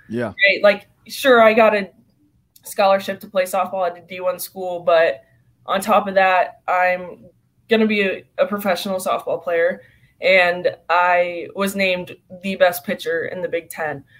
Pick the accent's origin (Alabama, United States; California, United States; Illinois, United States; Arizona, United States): California, United States; I'm from California